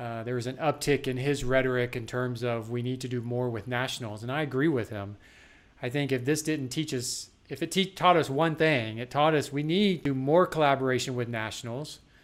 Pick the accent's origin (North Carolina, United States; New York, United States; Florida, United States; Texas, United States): Texas, United States; now in South Carolina, United States; growing up in Texas